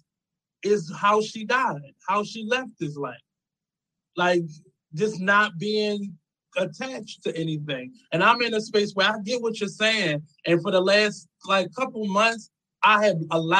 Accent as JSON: {"language": "English", "town": "Baltimore", "region": "Maryland", "country": "United States", "said": "I'm from Baltimore"}